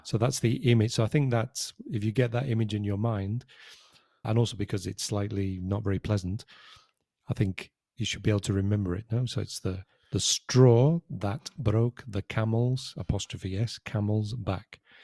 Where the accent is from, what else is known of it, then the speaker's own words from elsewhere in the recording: United Kingdom; now in Spain; as a British citizen, my passport was an E U passport.